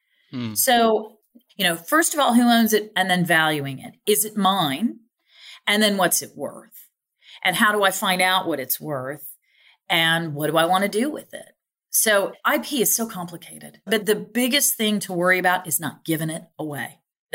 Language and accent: English; Ohio, United States; I mean, I'm from Ohio, so I know what Toledo looks like.